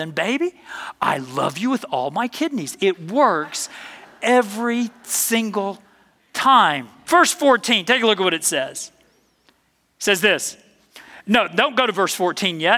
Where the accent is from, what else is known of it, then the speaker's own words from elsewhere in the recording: the South, United States; I'm from the South